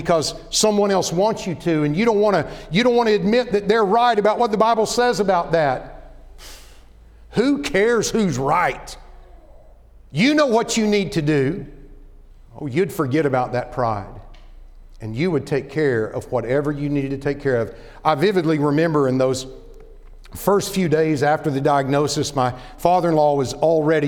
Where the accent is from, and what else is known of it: Oklahoma, United States; born or raised there; moved away as an adult; also born or lived in Dallas-Fort Worth, Texas